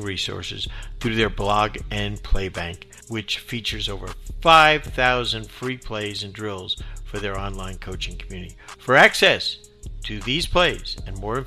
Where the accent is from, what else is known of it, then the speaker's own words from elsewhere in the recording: New Jersey, United States; I'm a guy from the Northeast, from Jersey